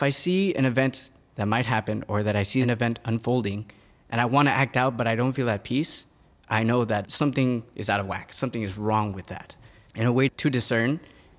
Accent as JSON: {"language": "English", "town": "Laredo", "region": "Texas", "country": "United States", "moved": "as an adult", "lives_now": "Philadelphia, United States", "said": "I'm originally from Texas. I'm from a border town called Laredo, Texas"}